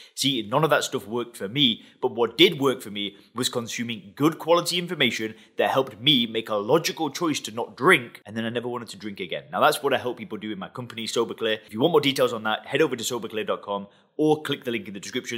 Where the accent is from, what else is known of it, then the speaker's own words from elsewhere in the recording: England, United Kingdom; I'm from England.